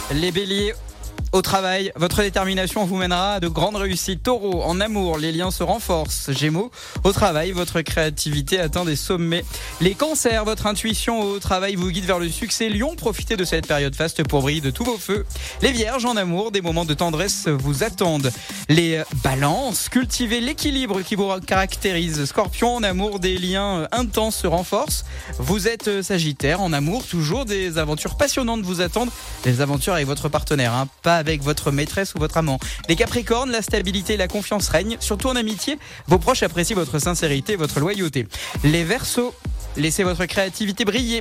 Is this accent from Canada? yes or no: no; south-west France, France; accent: sud-ouest; mon accent du sud-ouest